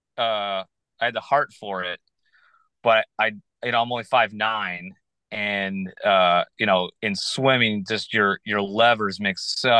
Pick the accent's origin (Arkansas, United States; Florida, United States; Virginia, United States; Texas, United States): Virginia, United States; moved away; also born or lived in Michigan; I was born in Michigan and I went to school there my freshman year, but I really grew up in Virginia. So I kind of feel more like a Virginia boy.